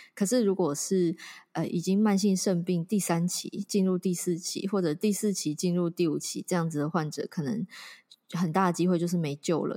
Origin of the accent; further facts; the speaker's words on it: Taiwan; 我觉得我们台湾人知道我们是洗肾王国